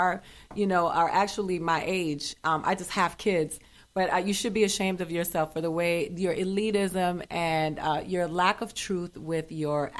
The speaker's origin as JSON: {"language": "English", "region": "Florida", "country": "United States", "said": "I'm from Florida."}